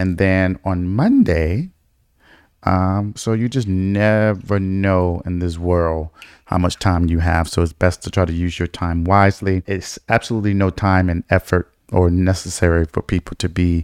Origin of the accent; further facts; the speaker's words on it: Detroit, Michigan, United States; Michigan, which is my home state, from Detroit 313